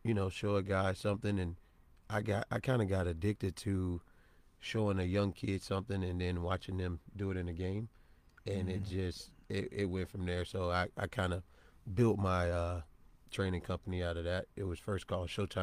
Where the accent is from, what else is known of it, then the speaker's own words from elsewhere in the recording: St. Petersburg, Florida, United States; I'm from St. Pete, Florida